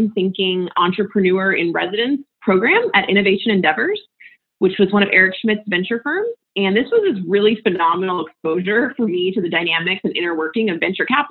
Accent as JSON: {"language": "English", "country": "United States", "tie": "born or raised there", "also_born_or_lived": "West Virginia / Florida", "moved": "as an adult", "lives_now": "San Francisco, United States", "said": "So I grew up in West Virginia and Florida and moved out to San Francisco after college almost 15 years ago."}